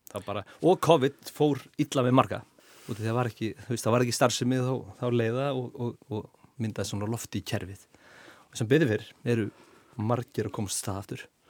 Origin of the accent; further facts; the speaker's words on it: Hafnarfjörður, Capital Region, Iceland; ég er úr Hafnafjörðu